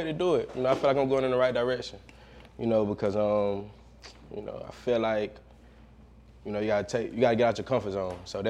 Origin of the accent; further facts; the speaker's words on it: Valdosta, Georgia, United States; I'm actually from Valdosta, Georgia.